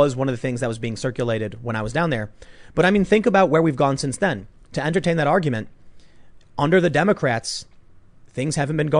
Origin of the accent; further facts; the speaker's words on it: Chicago, Illinois, United States; that's what it was like for me growing up on the South Side of Chicago.